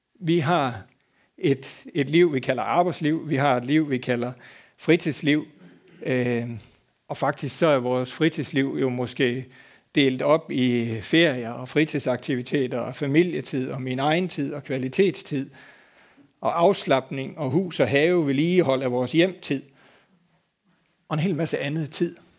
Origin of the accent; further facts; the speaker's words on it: Denmark; moved away; så er jeg fra Bøvl og ude fra landet. Så dengang derhjemme havde vi en gård